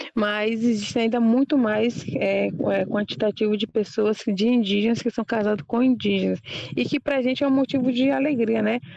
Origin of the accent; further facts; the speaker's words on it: Brazil; also born or lived in Aldeia Novos Guerreiros; Eu falo por aqui, como o Pataxó, da Aldeia Novos Guerreiros, e que fui nascida e criada na Aldeia Cruz Vermelha